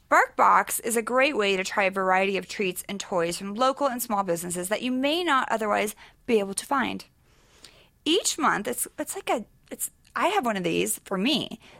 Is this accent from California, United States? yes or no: yes; Sacramento, California, United States; born or raised there; now in Los Angeles, United States